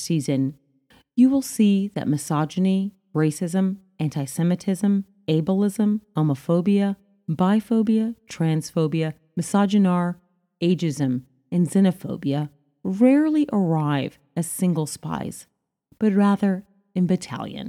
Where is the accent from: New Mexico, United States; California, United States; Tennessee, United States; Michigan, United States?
New Mexico, United States; Albuquerque; As a Black and Latina girl growing up in Albuquerque, New Mexico